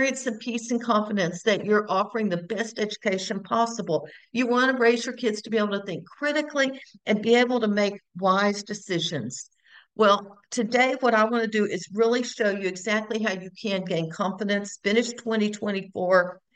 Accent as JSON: {"language": "English", "town": "Houston", "region": "Texas", "country": "United States", "tie": "born or raised there", "also_born_or_lived": "Bryan, Texas", "said": "I am born and raised in Texas, born in Houston, now live in Bryan, Texas as well"}